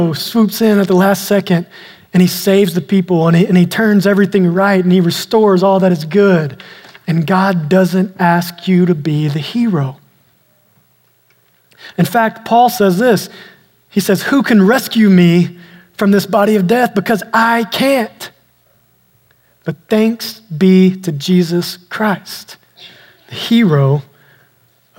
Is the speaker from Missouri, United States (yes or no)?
no; East Texas, United States; I grew up out in East Texas where we had a lot of snakes